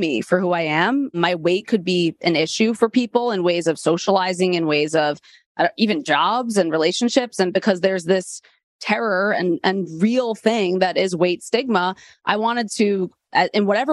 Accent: New York City, New York, United States; also born or lived in Delaware; I grew up in Queens, New York

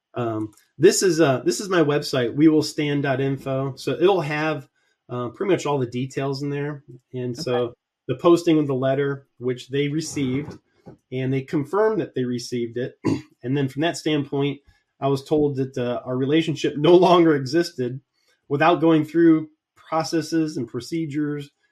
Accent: Columbus, Ohio, United States; my hometown, Columbus, Ohio

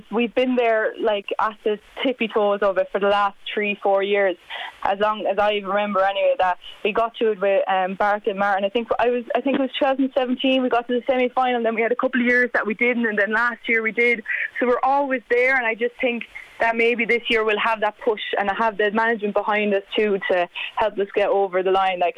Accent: Leinster, Ireland; I came in from Carlow, like I didn't know any of the girls coming there when a couple of years ago in 2018

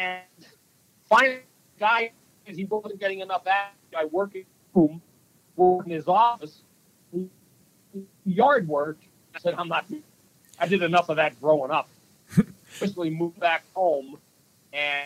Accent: Jersey Shore, New Jersey, United States; now in Minnesota, United States; I grew up on the Jersey Shore, which was a great place to grow up as a kid.

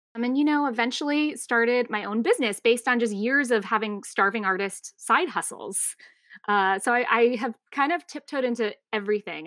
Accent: Tucson, Arizona, United States; moved away as an adult; also born or lived in North Carolina; I grew up in Tucson, Arizona, um, still consider it home

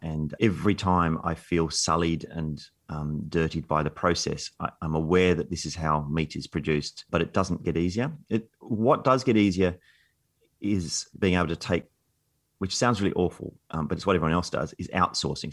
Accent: Canberra, Australian Capital Territory, Australia; I grew up in Canberra, nineteen seventies Canberra

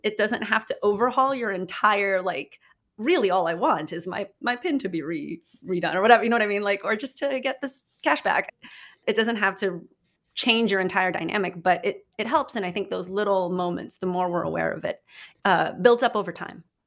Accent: Philippines; moved away as an adult; now in United States; I grew up in the Philippines, have been speaking English basically my whole life.

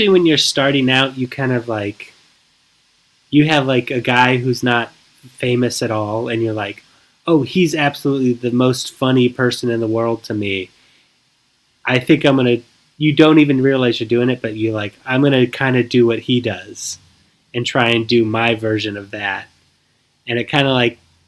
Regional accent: California, United States; I'm from California

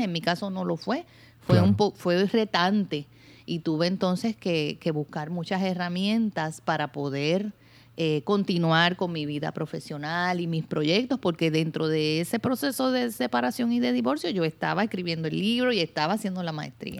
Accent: Puerto Rico; yo soy una mujer puertorriqueña. Eh, hoy día soy madre de dos, este, una mujer de 28 años y una jovencita de 15, Patricia y Mariana. Este, he vivido toda mi vida aquí en Puerto Rico

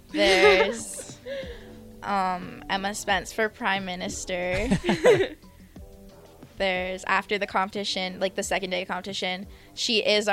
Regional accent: Ontario, Canada; first language French; English is a second language; moved away as an adult; now in Nebraska, United States; Yeah, and just being in Ontario

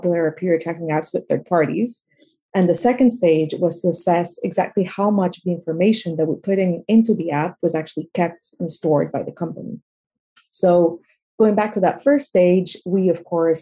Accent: Peru; now in London, United Kingdom; I'm originally from Peru. And growing up, I was exposed to a lot of inequality.

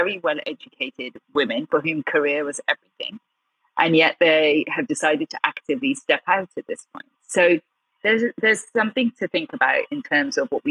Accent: Gloucestershire, South West England, United Kingdom; also born or lived in Birmingham; We're in this tiny village in the heart of Gloucestershire

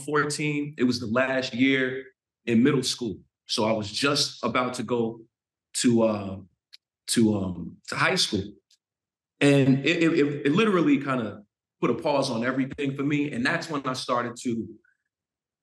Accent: Florida, United States; born or raised there; also born or lived in Jamaica, Queens, New York

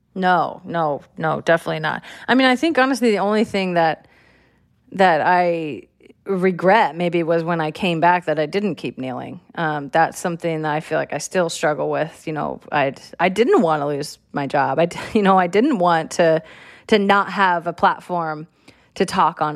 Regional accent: California, United States; I'm from California

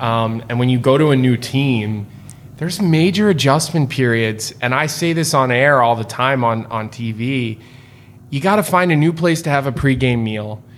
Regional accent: United States; being an American player

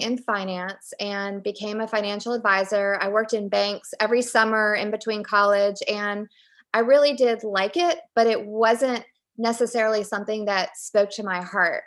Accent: Richmond, Virginia, United States; I grew up in Richmond, Virginia

